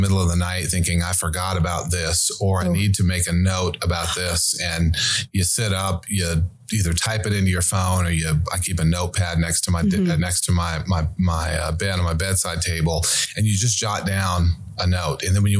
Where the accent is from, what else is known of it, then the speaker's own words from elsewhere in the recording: Montana, United States; I grew up in Montana with a fly rod in my hand.